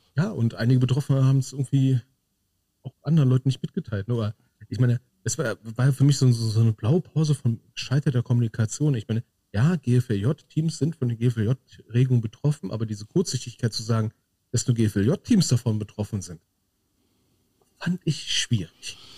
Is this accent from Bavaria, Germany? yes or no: no; North Rhine-Westphalia, Germany; bei uns in Nordrhein-Westfalen